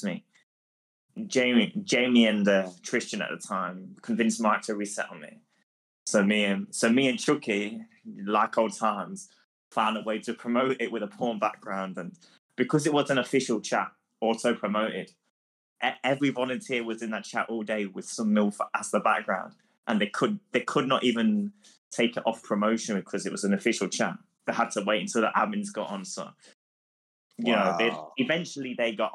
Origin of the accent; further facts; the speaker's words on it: England, United Kingdom; I'm from England